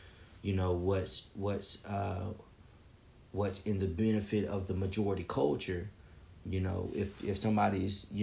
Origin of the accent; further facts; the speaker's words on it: Memphis, Tennessee, United States; now in Greensboro, United States; growing up in Memphis, you know, for the first part of my life, and, you know, growing up in the 80s